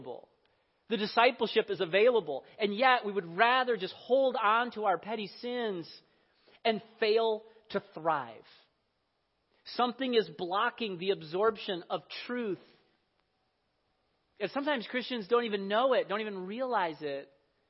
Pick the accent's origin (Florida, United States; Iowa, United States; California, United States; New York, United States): Iowa, United States; I grew up in Iowa. I remember the drought of 1988. This was the summer before my 11th grade year of high school